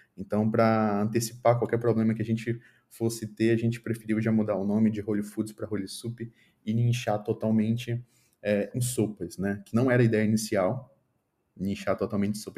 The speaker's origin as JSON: {"language": "Portuguese", "town": "Manaus", "region": "Amazonas", "country": "Brazil", "tie": "born or raised there", "moved": "as an adult", "said": "na minha cidade natal, que é Manaus"}